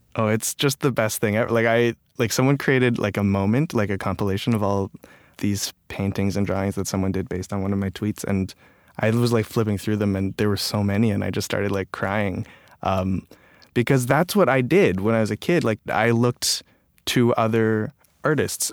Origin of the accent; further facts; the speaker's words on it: Toronto, Ontario, Canada; also born or lived in Calgary, Alberta; I was born in Calgary, Alberta, um, and I moved to Toronto when I was a kid